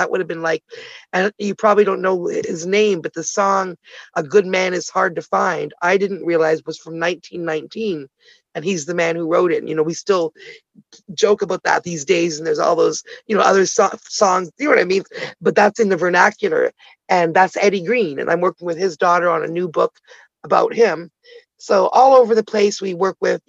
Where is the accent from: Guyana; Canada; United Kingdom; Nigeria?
Canada; also born or lived in Ottawa, Canada / Toronto, Canada; I'm Canadian, originally born in Ottawa, the nation's capital, Toronto girl though